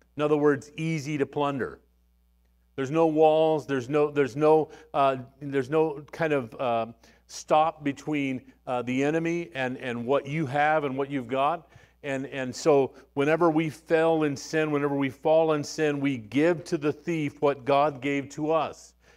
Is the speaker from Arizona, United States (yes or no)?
yes; Arizona, United States; moved away; also born or lived in West Texas; I was born in West Texas, and, uh, you know, but raised mostly in Arizona, but all of these West Texans were around me